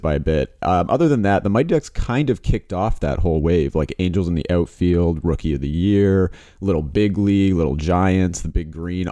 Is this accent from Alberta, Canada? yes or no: no; Toronto, Ontario, Canada; we grew up in the Toronto area